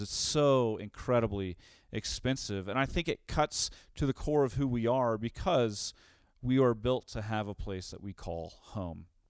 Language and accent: English; Tulsa, Oklahoma, United States; also born or lived in Saint Louis; now in Denver, United States; In Tulsa, where I grew up